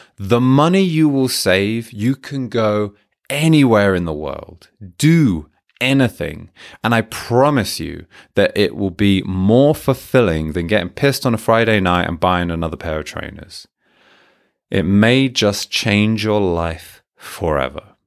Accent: Hertfordshire, East of England, United Kingdom; moved away as an adult; also born or lived in Manchester, United Kingdom; now in Japan; As a teenager, as a child, growing up in Hertfordshire

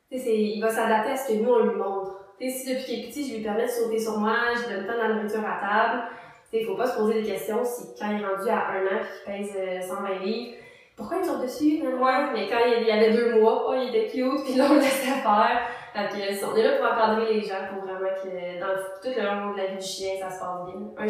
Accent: Mercier, Quebec, Canada; moi, je viens euh, de Ville-Mercier

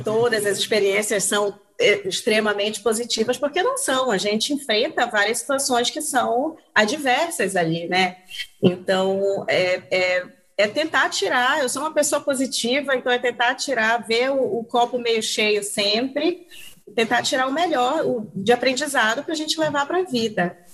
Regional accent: Belém, Pará, Brazil; moved away as an adult; also born or lived in Norway / Canada; eu, sou de Belém do Pará, me formei em jornalismo aqui em Belém do Pará

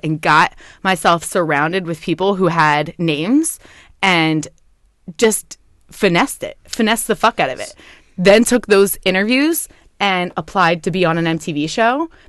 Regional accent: Sicklerville, New Jersey, United States; I grew up in South Jersey. I went to a high school called Timber Creek, Sticklerville, New Jersey

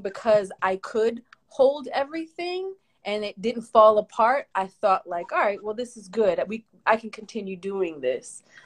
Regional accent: Philadelphia, Pennsylvania, United States; I wasn't born in Philly, but pretty much raised since, since like kindergarten. I've been in Philly

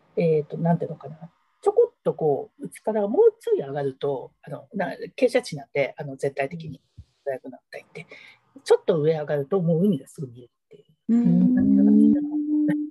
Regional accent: Niigata, Japan; now in Sendai, Japan; 私は今仙台に住んでいますが、あの、地元が新潟市です

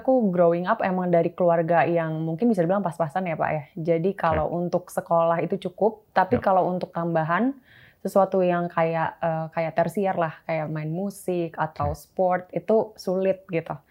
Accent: Bekasi, West Java, Indonesia; also born or lived in Jakarta; aku sebenarnya dulu di Bekasi tinggalnya. Okay. dulu tinggal di Bekasi

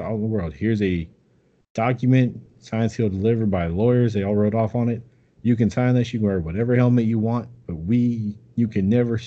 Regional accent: California, United States; I'm from California

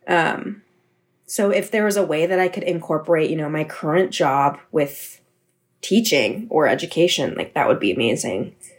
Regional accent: San Mateo, California, United States; moved away as an adult; now in New York City, United States; I'm from San Mateo, California. So I moved back home after I graduated college

